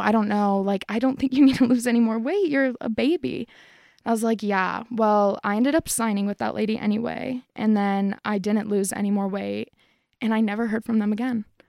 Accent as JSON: {"language": "English", "town": "Parker", "region": "Colorado", "country": "United States", "tie": "born or raised there", "said": "I'm from Colorado. I was born and raised."}